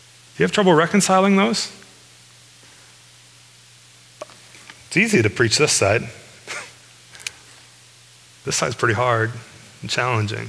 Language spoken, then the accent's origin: English; United States